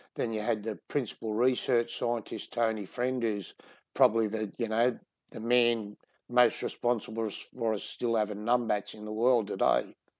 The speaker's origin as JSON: {"language": "English", "town": "Sydney", "region": "New South Wales", "country": "Australia", "tie": "born or raised there", "moved": "as an adult", "lives_now": "Western Australia, Australia", "said": "I grew up in Sydney"}